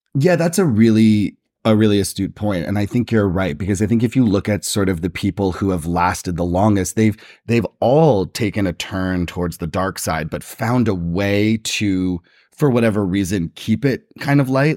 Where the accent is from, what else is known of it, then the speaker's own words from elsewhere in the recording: New Jersey, United States; I'm from the East Coast. I'm from New Jersey